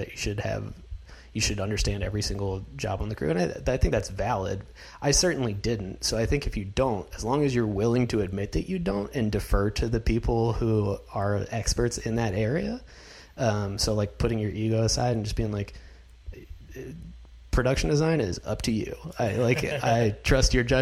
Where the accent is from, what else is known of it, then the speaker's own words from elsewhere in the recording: North Carolina, United States; now in Los Angeles, United States; I'm from North Carolina